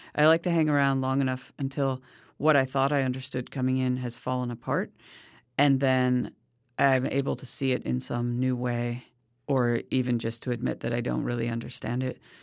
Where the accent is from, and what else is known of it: United States